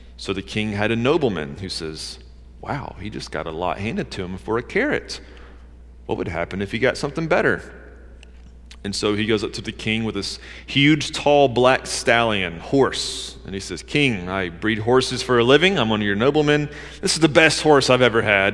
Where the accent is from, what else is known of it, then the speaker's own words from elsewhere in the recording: Georgia, United States; I grew up in Georgia